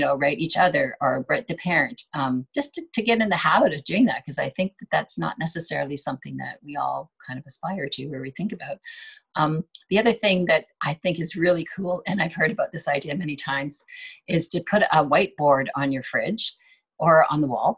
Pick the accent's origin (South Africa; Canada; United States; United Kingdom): Canada; Ontario; I came from Ontario, so snow is a big deal there.